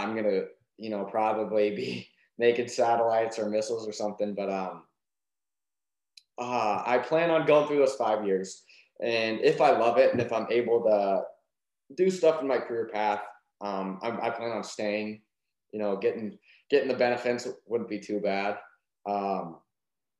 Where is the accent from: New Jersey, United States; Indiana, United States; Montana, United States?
Montana, United States; I was from Montana